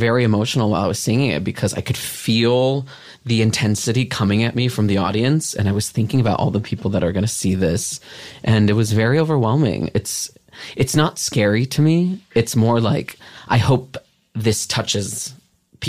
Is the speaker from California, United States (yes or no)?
yes; Southern California, United States; now in Los Angeles, United States; I'm from Southern California